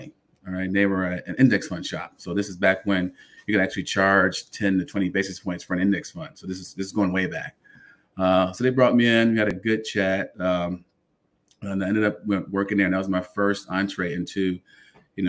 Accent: Chicago, Illinois, United States; moved away as an adult; now in Los Angeles, United States; I was born and raised in Chicago, Illinois, on the west side

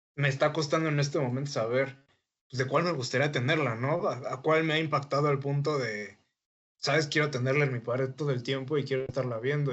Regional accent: Mexico; nosotros como mexicanos

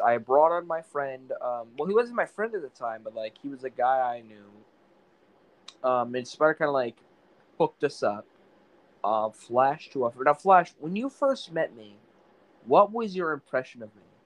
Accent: Maine, United States; I'm from New England. Well, I guess it is in New England. I'm from Maine

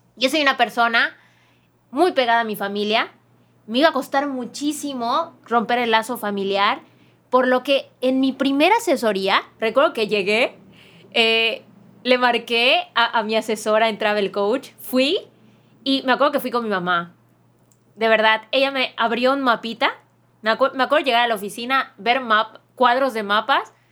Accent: Mexico

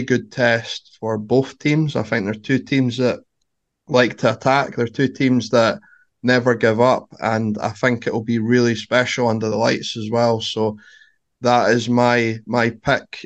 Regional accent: the East, Scotland, United Kingdom; as we're both from the East

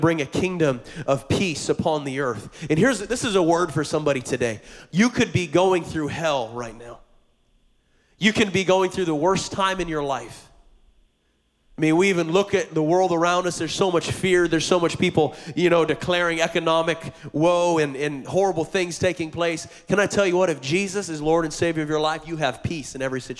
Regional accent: Montana, United States; now in Hawaii, United States; I grew up in Montana on a farm, and I was homeschooled

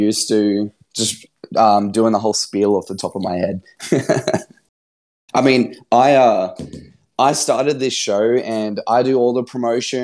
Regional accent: Brisbane, Queensland, Australia; my hometown, Brisbane, Australia

